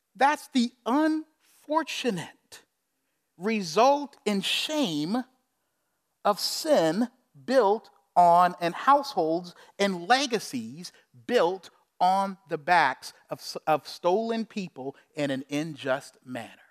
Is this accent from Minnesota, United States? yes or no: no; Charleston, South Carolina, United States; I'm from Charleston, South Carolina. I know a lot because you had to learn it in school about slavery and Civil War and everything else. On our school trips, we'd go to the plantations